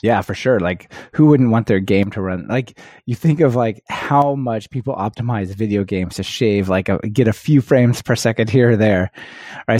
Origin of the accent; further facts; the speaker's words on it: United States; growing up in the United States definitely, at least puts, I felt like put me at a disadvantage